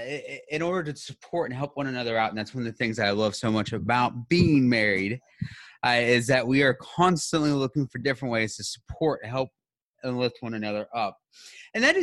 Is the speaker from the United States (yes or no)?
yes; United States; as somebody who grew up in the United States, I've never learned a different language